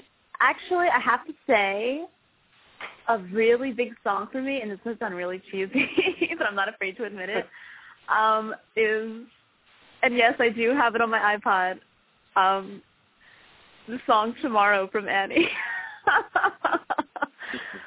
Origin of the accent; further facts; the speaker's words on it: Philadelphia, Pennsylvania, United States; I grew up in Philly, South Philly